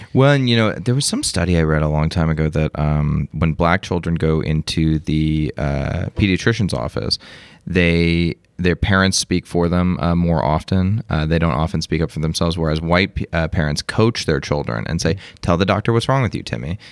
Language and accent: English; Las Vegas, Nevada, United States; I'm from Las Vegas